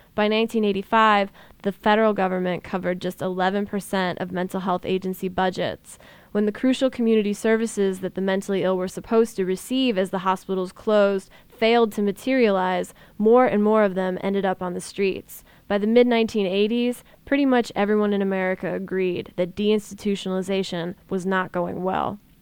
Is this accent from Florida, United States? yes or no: no; Ohio, United States; my home state was famous all over the country